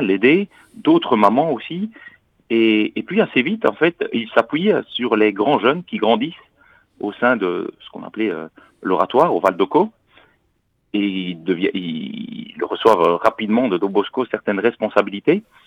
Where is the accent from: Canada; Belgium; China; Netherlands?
Belgium; accent: Belgian; moved away as an adult; now in Paris, France; Vous entendez peut-être à mon accent que je suis euh, pas parisien, je suis belge